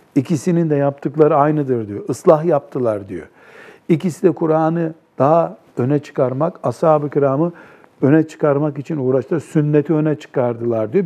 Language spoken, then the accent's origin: Turkish; Black Sea Region, Turkey; bizim Karadeniz'de yaygın bir deyimdir